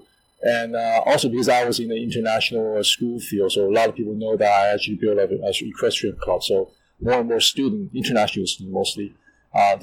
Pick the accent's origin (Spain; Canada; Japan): Canada; now in Shanghai, China; when I grew up in Canada